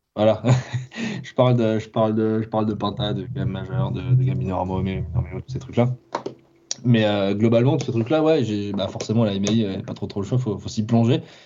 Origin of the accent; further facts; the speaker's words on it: Ville-d'Avray, Île-de-France, France; also born or lived in Clamart; je, suis né à Clamart et j'ai grandi à Ville d'Avray, donc. Euh, enfin, c'est, c'est entre Sèvres et Versailles